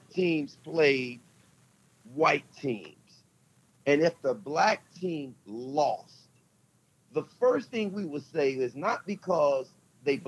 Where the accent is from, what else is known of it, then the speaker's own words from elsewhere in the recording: St. Louis, Missouri, United States; I I've always been to St. Louis, and I grew up in the Greater Ville area